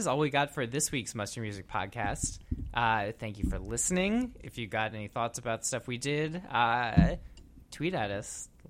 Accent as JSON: {"language": "English", "region": "Minnesota", "country": "United States", "also_born_or_lived": "Madison, Wisconsin", "moved": "as an adult", "said": "I'm originally from Minnesota, but I went to school at the University of Wisconsin-Madison."}